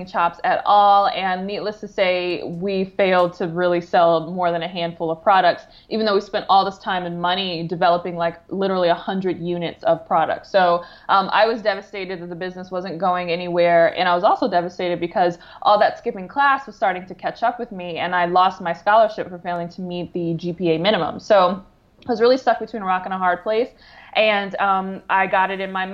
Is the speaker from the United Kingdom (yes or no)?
no; Detroit, Michigan, United States; moved away as an adult; I grew up in the Metro Detroit area